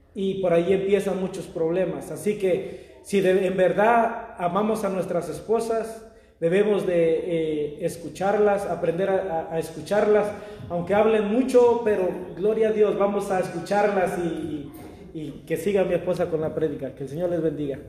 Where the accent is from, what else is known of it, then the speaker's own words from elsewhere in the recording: Mexico; moved away; yo soy mexicano